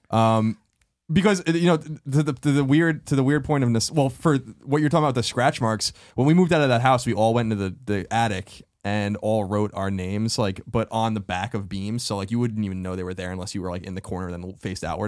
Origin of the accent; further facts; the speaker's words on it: Long Island, New York, United States; moved away; the house I grew up in on Long Island